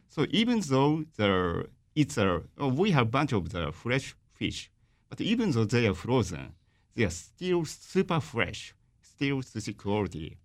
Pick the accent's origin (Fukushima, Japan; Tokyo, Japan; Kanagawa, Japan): Fukushima, Japan; I'm from Tohoku, I'm from Fukushima.